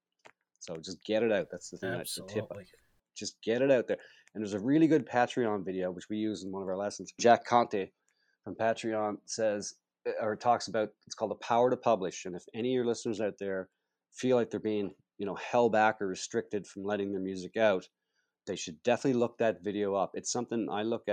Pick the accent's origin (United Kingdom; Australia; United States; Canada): Canada; Charlottetown, Prince Edward Island; there's a big project downtown to restore the birthplace of Canada, where Canada was signed as a country here in my hometown here and where I live